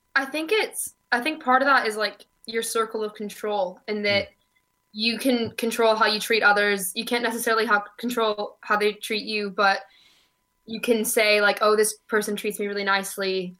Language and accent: English; Oregon, United States; also born or lived in Southern California; now in Glasgow, United Kingdom; I was born in Southern California and I moved to Oregon when I was nine.